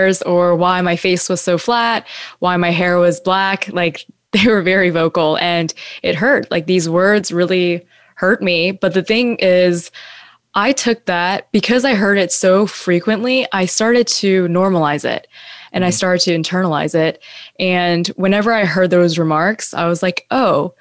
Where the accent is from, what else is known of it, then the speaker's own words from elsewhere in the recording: Fayetteville, North Carolina, United States; also born or lived in Texas; now in New York City, United States; I was born in Texas, but I was raised in Fayetteville, North Carolina